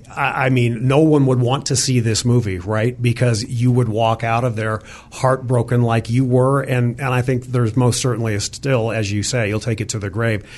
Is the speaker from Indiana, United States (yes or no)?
no; outside of Philadelphia, Pennsylvania, United States; I grew up outside of Philadelphia